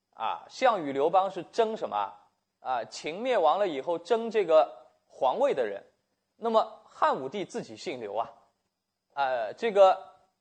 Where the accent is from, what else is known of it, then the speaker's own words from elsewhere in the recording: China; 我们中国人写历史有一个特点